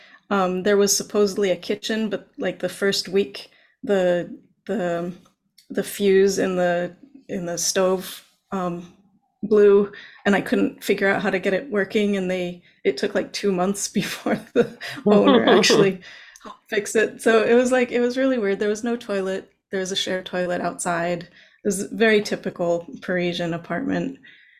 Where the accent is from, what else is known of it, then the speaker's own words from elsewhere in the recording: Norway; first language Norwegian; also born or lived in United States; my native language, I guess my native languages are Norwegian and English. So I was born in Norway. And then when I was two, we moved to the US. And so I was young enough that English became a native level language for me. And then we moved back to Norway when I was 11.